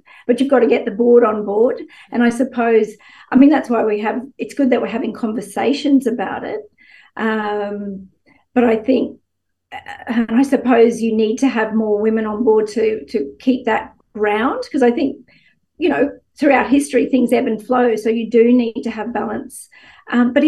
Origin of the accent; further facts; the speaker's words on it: Gladstone, Queensland, Australia; moved away; I grew up in Gladstone